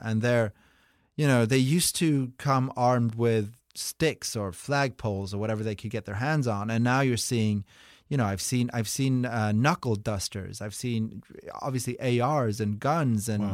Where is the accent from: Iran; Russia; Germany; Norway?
Norway; moved away; I'm from Norway